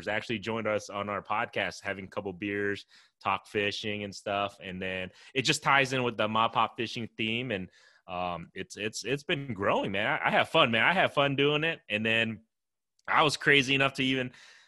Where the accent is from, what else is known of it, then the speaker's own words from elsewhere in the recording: Des Moines, Iowa, United States; I was born and raised in Des Moines, Iowa